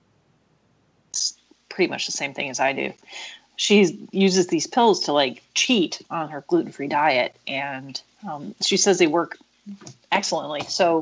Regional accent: Wickliffe, Ohio, United States; I grew up in Wycliffe, Ohio, and Wycliffe, Ohio was settled by Italians

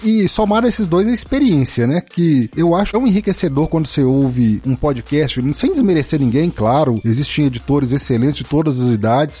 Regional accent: Minas Gerais, Brazil; eu sou mineiro, inclusive.

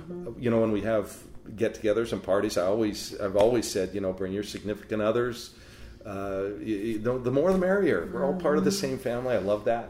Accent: Salt Lake City, Utah, United States; also born or lived in Spokane; now in Oregon, United States; I grew up in Salt Lake City

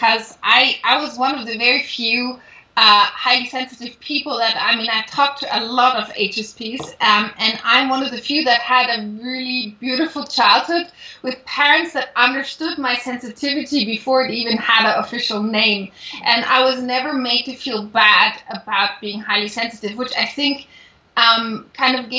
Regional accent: Munich, Bavaria, Germany; moved away as an adult; also born or lived in Paris; I grew up in Munich

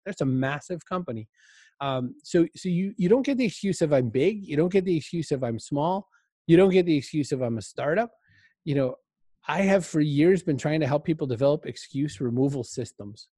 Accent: Maine, United States; I grew up in Maine.

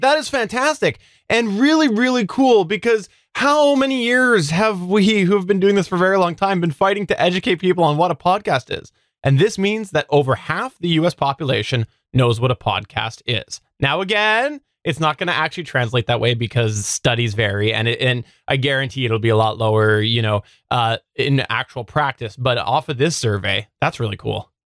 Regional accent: Canada; I'm the Canadian

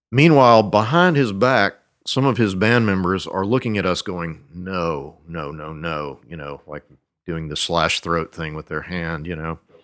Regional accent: Monroe, Louisiana, United States; moved away as an adult; also born or lived in Shreveport, Louisiana / Ruston, Louisiana / Iowa; I was born in Shreveport and grew up in Monroe, which is about 800 miles east of there. Uh, also lived in a little town between those two called Ruston, uh, home of Louisiana Tech. Um, but didn't really leave North Louisiana until uh, I went to grad school in Iowa

